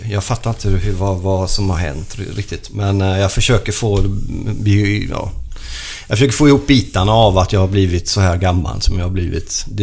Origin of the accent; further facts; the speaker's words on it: Sweden; also born or lived in Italy; Jag är ju född i Sverige, men jag är italiensk medborgare, italiensk pappa, svensk mamma.